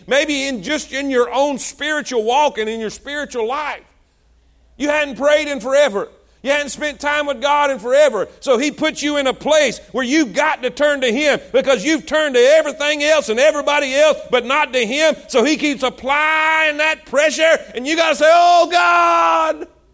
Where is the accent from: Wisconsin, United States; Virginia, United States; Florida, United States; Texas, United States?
Florida, United States; South; moved away; we're from South Florida